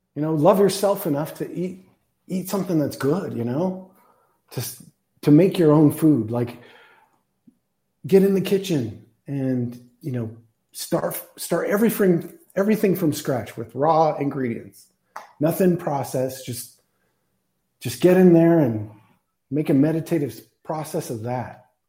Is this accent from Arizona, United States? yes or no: yes; Tucson, Arizona, United States; I've lived here my whole life. I was born in Tucson lived a bunch of places, but always come back